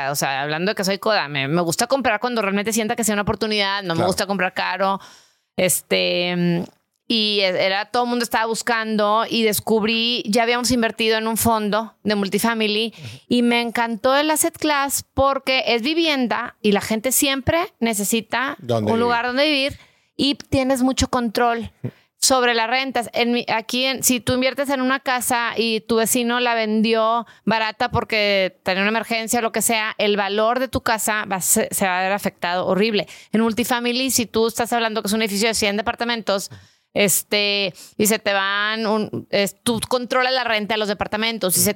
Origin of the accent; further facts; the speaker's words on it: Brownsville, Texas, United States; born there; yo nací en Brownsville.